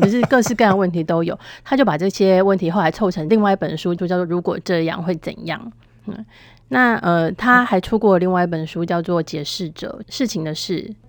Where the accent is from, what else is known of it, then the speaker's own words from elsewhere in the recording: Taiwan; 我们台湾人